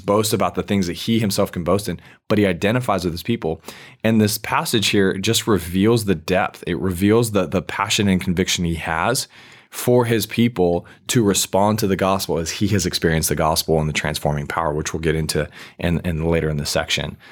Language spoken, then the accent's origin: English; United States; as an American